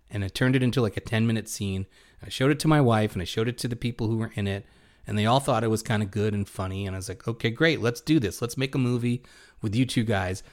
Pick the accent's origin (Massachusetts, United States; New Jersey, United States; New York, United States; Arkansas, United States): New York, United States; New York City; us growing up in Brooklyn